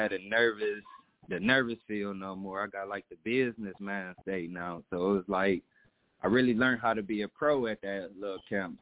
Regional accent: Ypsilanti, Michigan, United States; I had a good time growing up in the Yak.

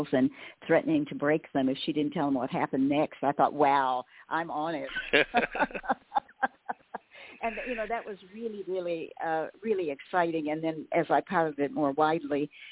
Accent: Western Oklahoma, United States; I grew up in Western Oklahoma

